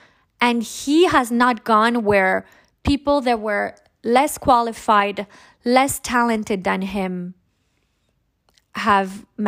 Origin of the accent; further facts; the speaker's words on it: Monaco; I am your host from Monaco.